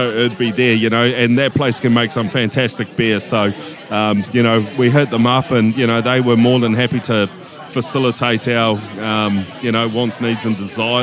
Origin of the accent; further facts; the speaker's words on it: Hutt Valley, Wellington, New Zealand; from the Hutt Valley